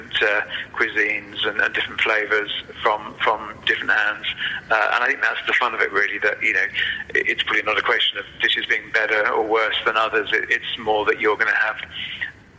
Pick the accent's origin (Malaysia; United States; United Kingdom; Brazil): United Kingdom; Wales; I'm a Welshman